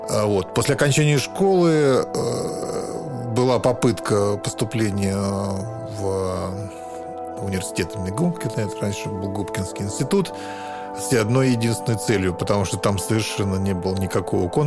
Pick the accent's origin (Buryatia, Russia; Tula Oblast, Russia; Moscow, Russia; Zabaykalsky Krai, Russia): Moscow, Russia; born there; Я родился в Москве на Ленинском проспекте в московском роддоме.